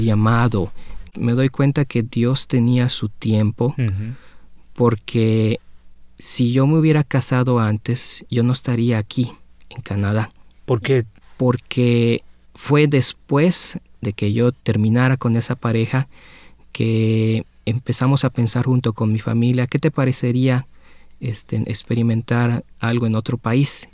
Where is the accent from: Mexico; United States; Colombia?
Mexico; yo vengo de México